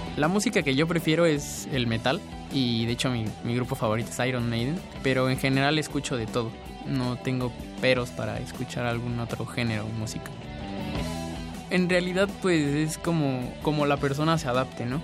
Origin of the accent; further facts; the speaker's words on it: Oaxaca, Mexico; moved away as an adult; now in Mexico City, Mexico; Yo crecí en Oaxaca toda mi vida hasta hace unos cuantos años que llegué a la universidad